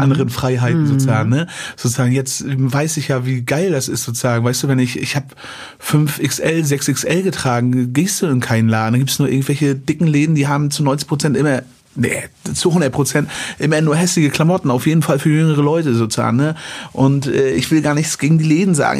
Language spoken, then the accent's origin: German; Western Pomerania, Mecklenburg-Vorpommern, Germany; ich wachse in Vorpommern